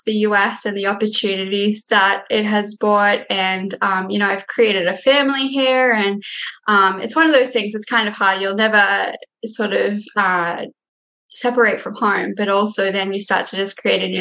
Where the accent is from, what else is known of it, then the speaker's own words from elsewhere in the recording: Australia; moved away as an adult; now in Minnesota, United States; I'm from Australia